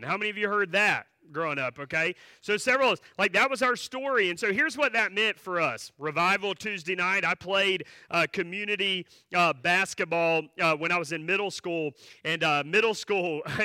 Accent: Asheboro, North Carolina, United States; I grew up not far from here. I grew up in Ashboro, so that's where my church was, and so that's where my childhood was

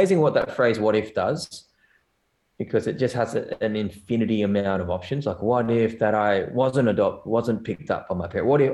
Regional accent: Newcastle, New South Wales, Australia; also born or lived in South Korea; I was in New South Wales and in Newcastle, which is, you know, two hours north from here. And it's a good place to grow up.

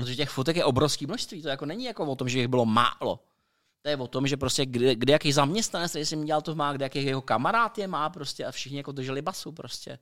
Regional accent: Czechia; jsme Češi, že jo, prostě my jako Češi přežíváme ve střední Evropě

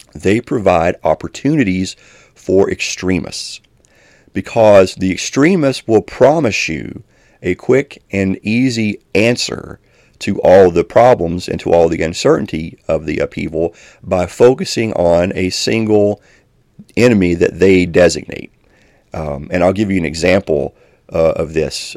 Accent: Elkhorn City, Kentucky, United States; moved away; a church in my hometown, which I'm originally from Elkhorn City in Kentucky

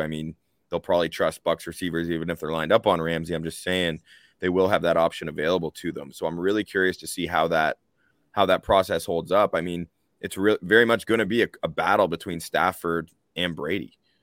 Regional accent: Canada; We are Canadian, all three of us.

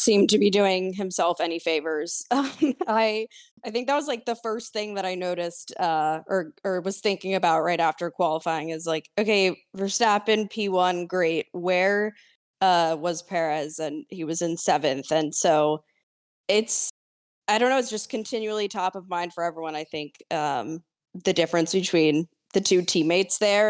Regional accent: United States; as an American fan

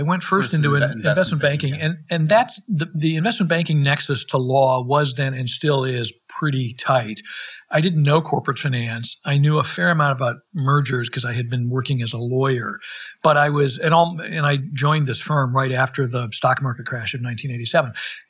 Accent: Minnesota, United States; moved away as an adult; also born or lived in Massachusetts; now in San Francisco, United States; I grew up in Minnesota, and I went off to college and law school at Harvard. And I came to San Francisco, where we're sitting today, right out of law school.

